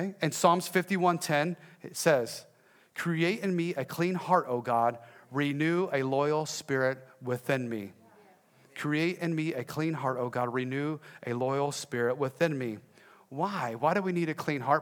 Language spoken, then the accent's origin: English; Texas, United States; I am from Texas